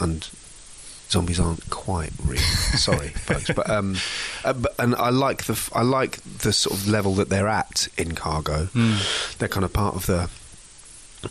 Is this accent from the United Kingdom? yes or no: yes; England, United Kingdom; as an English person